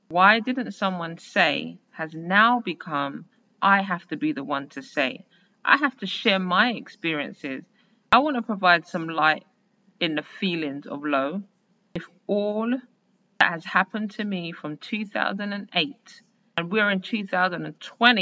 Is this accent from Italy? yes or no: no; London, United Kingdom; Born and raised as a Londoner in 1980